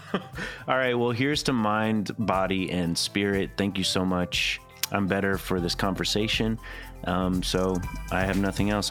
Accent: Chattanooga, Tennessee, United States; I grew up in Chattanooga, Tennessee

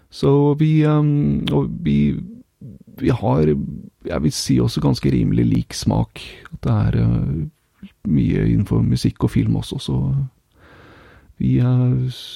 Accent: Norway; now in Finland

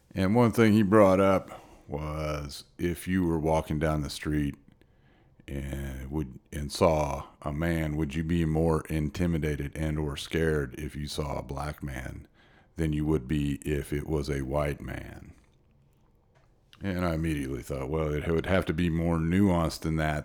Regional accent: Midwest, United States; also born or lived in Hermann, Missouri; I grew up mostly in the Midwest in the seventies

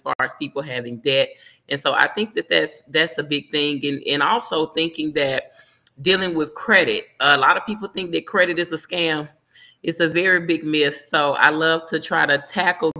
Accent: Memphis, Tennessee, United States; now in Miami, United States; I'm from Memphis, but living in Miami now

